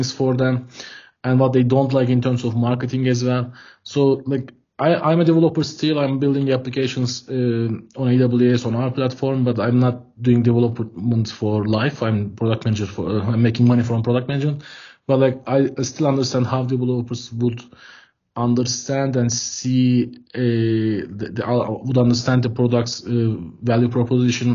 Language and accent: English; Ankara, Turkey; I'm from Ankara, Turkey. I'm dialing in Ankara now